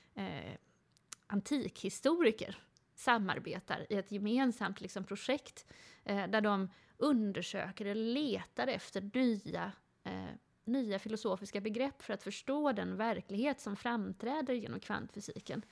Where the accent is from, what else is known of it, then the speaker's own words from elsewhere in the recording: Gothenburg, Västra Götaland, Sweden; Jag växte upp i Göteborg.